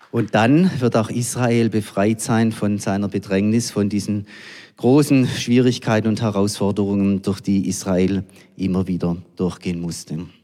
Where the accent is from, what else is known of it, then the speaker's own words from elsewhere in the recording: Germany; wir als Deutsche